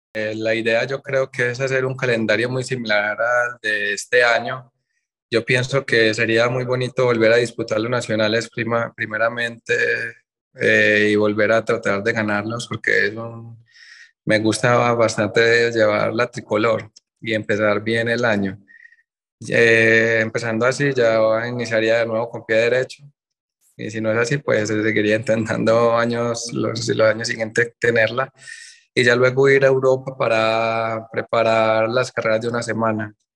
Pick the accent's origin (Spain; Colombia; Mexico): Colombia